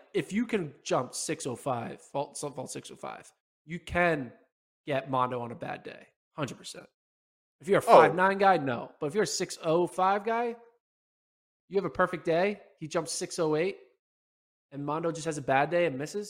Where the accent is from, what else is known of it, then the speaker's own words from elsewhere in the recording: Bethlehem, Pennsylvania, United States; my hometown in the Bethlehem, PA area.